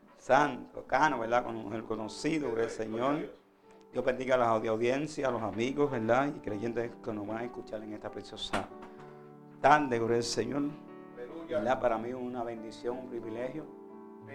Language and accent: Spanish; Vega Alta, Puerto Rico; Yo soy de Vega Alta, Puerto Rico